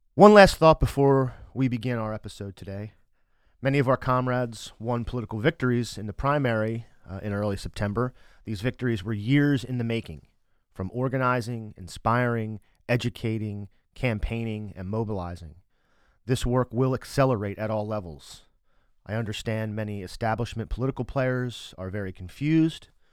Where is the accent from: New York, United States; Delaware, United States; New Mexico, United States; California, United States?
Delaware, United States; I was born and raised here, and I, I sorta like it here, too